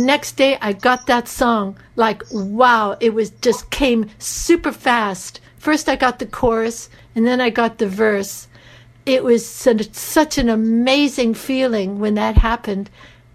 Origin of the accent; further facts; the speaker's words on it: United States; accent: American; moved away; also born or lived in Greece / Japan; my American accent